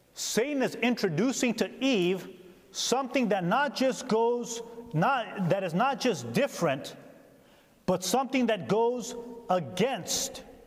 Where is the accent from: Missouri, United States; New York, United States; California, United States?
California, United States; also born or lived in Upper Peninsula, Michigan; now in Upper Peninsula of Michigan, United States; I'm from California